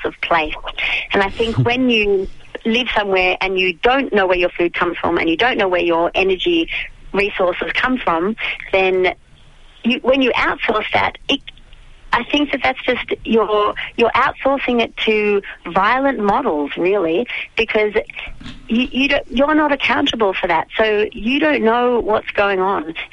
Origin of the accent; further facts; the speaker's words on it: Melbourne, Victoria, Australia; moved away as an adult; now in Daylesford, Australia; I grew up in Melbourne